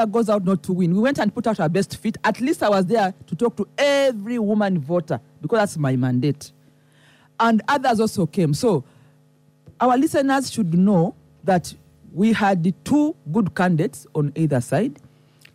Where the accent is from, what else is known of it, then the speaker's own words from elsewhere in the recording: Soroti, Eastern Region, Uganda; I'm from Soroti